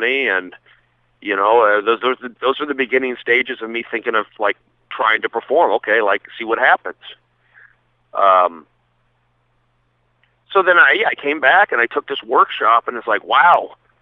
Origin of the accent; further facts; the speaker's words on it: Los Angeles, California, United States; also born or lived in Sacramento / Seattle / New York; I grew up here in L.A., in the Valley, San Fernando Valley